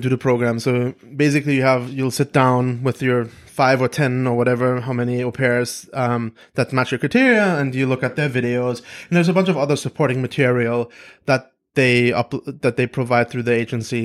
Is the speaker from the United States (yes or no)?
no; Germany; moved away; I was born in Germany